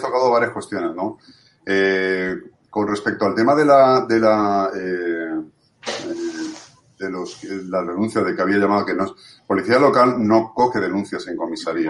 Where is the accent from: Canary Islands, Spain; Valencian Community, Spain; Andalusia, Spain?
Valencian Community, Spain; Valencia; yo soy de Cabañán, a mí no me lo vas a contar. yo lo he vivido, durante toda mi vida